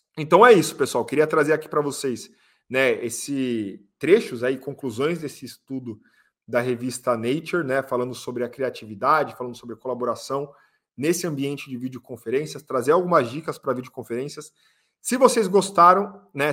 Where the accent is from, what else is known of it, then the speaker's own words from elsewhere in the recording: Brazil; Nós somos brasileiros